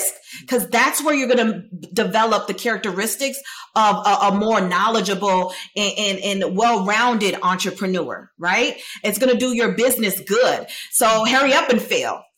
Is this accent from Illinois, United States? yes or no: yes; Chicago, Illinois, United States; I'm a girl from Chicago, from around the way